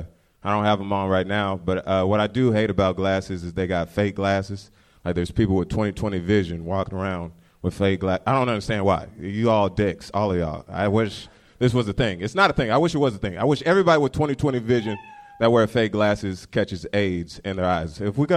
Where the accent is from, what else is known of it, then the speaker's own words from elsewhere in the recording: United States; moved away as an adult; also born or lived in Portland, Oregon / Memphis, Tennessee / Orlando, Florida; now in Los Angeles, United States; Well, I didn't grow up in Orlando. I just moved from Orlando here. I grew up in Portland, Oregon, and Memphis, Tennessee.